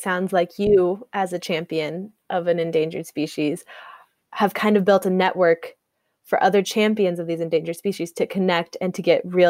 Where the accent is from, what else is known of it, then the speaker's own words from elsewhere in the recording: United States; now in Costa Rica; I'm from the United States